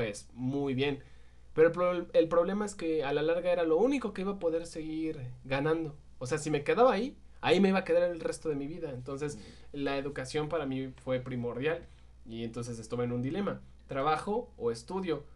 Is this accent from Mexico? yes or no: yes; Michoacán, Mexico; Morelia es la capital de nuestro estado